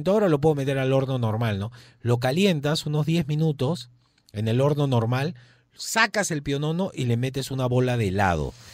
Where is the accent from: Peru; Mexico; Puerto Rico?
Peru; Lima; Yo, soy de Miraflores, ya.